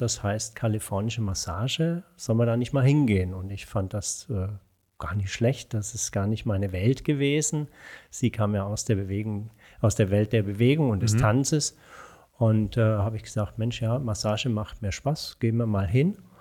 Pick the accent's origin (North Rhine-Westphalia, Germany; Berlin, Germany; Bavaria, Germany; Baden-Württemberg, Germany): Bavaria, Germany; Franconia, between Nuremberg and Würzburg; also born or lived in Pforzheim / Erlangen; now in Bonn, Germany; mit zwei Jahren sind meine Eltern nach Franken gezogen, mhm. zwischen Nürnberg und Würzburg. Und dort bin ich dann auch zur Schule gegangen